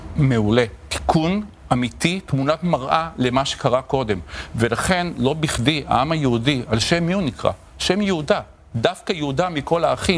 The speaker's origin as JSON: {"language": "Hebrew", "town": "Tel Aviv", "region": "Tel Aviv District", "country": "Israel", "tie": "born or raised there", "said": "גדלתי בשכונת התקווה"}